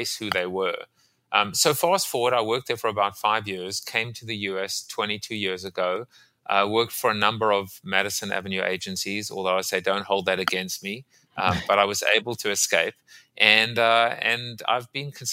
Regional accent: South Africa; moved away; also born or lived in Staten Island; I'm from South Africa originally

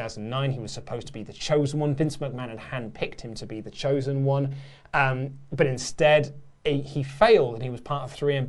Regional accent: United Kingdom; I think, it probably helps because we are British

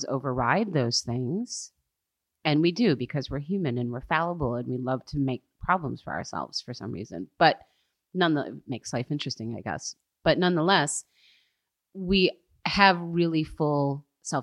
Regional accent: United States; moved away as an adult

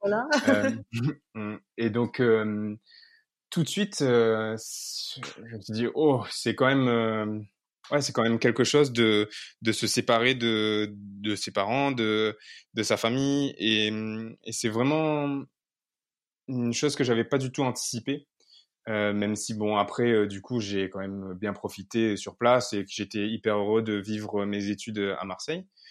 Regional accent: Réunion; moved away; je vivais à La Réunion

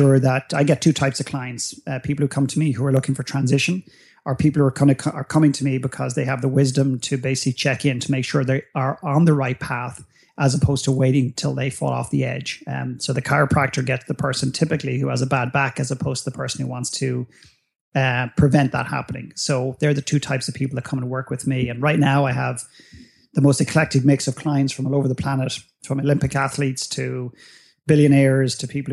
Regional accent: Dublin, Leinster, Ireland; growing up in Ireland, growing up in Dublin

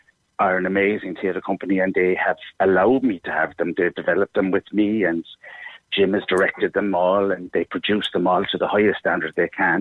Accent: Cobh, Munster, Ireland; also born or lived in Cork; I love my home city, and I love my hometown of Cove

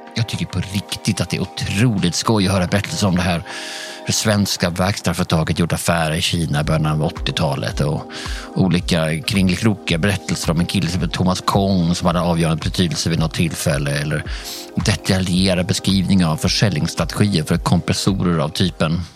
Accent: Sweden; vi svenskar

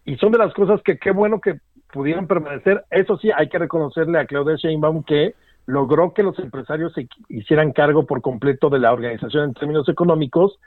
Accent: Mexico; como mexicanos

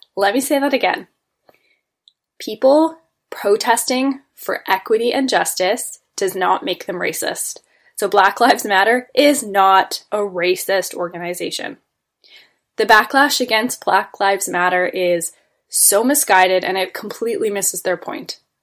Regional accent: Toronto, Ontario, Canada; I was born and raised in Toronto, Ontario, Canada

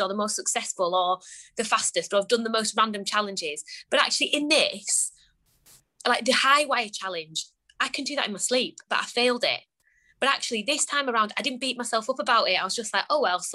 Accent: Lake District, North West England, United Kingdom; I grew up in the Lake District

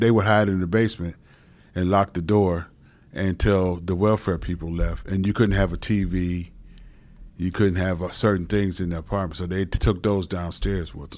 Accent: Cleveland, Ohio, United States; I'm a Cleveland native

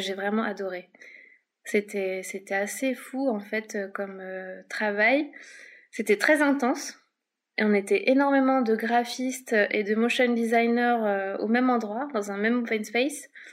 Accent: Paris, Île-de-France, France; moved away as an adult; now in Lyon, France; à la base je viens de Paris

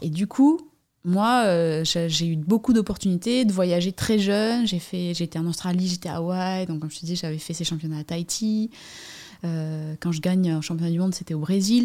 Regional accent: Basque Coast, Nouvelle-Aquitaine, France; J'habite euh, à sur la côte basque, euh, endroit où j'ai grandi aussi

